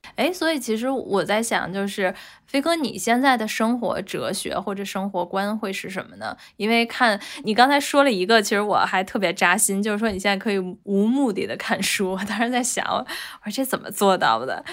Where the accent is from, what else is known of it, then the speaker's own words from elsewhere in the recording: Beijing, China; 作为一个北京土著，我都是在想，就这么多年，可能我一直都是在北京工作和生活